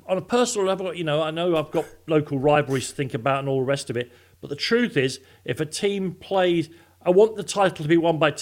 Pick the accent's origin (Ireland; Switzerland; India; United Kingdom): United Kingdom; London; I'm from Islington